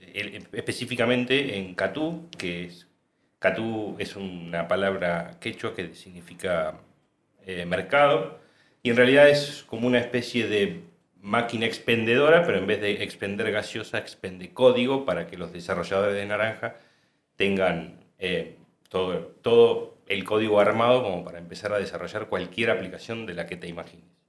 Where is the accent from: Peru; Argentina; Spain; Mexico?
Argentina; San Jorge, Santa Fe; No soy de acá, no soy de, de Córdoba capital, soy de San Jorge, Santa Fe.